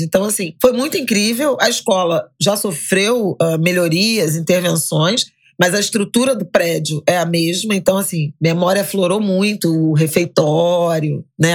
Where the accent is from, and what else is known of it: Rio de Janeiro, Brazil; born or raised there; also born or lived in Méier, Rio de Janeiro